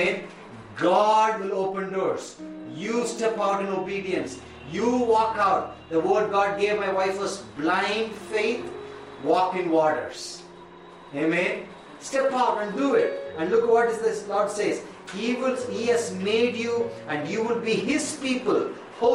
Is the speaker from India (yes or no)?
yes; India; also born or lived in Tamil Nadu; I am an Indian